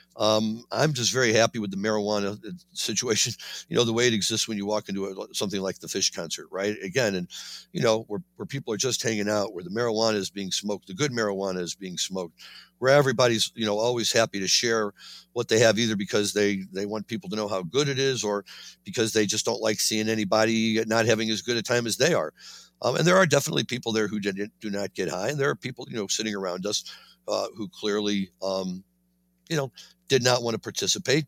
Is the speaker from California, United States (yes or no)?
no; Missouri, United States; my home state, Missouri